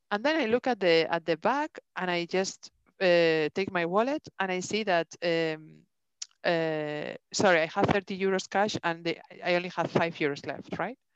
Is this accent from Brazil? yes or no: no; Denmark; English is a second language; Yeah, but I come from Denmark and these things doesn't, you know